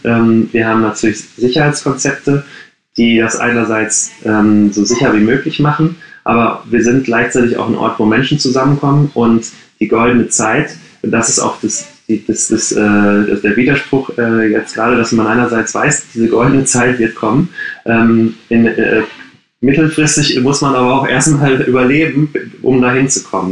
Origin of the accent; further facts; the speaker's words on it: Gladbeck, North Rhine-Westphalia, Germany; moved away as an adult; now in Berlin, Germany; ich bin gebürtiger Ruhrpottler, wie man das sagt. Ich komme aus Gladbeck